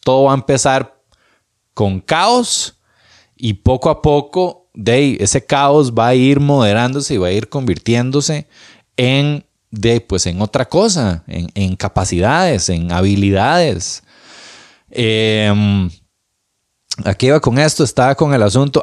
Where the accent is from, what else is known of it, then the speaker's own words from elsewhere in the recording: Moravia, San José, Costa Rica; Moravia, mi ciudad, mi pueblo lindo.